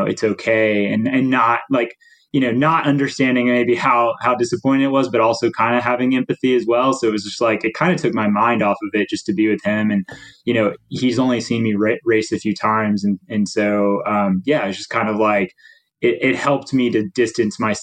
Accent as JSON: {"language": "English", "town": "Nashville", "region": "Tennessee", "country": "United States", "tie": "born or raised there", "moved": "yes", "said": "I'm from Nashville originally"}